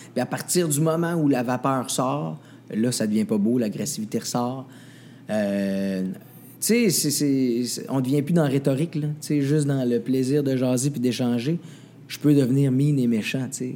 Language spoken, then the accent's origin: French; Saint-Élie-de-Caxton, Quebec, Canada; je viens d'un village. Je viens de Saint-Élie-Caxton. Je suis un gars de bois.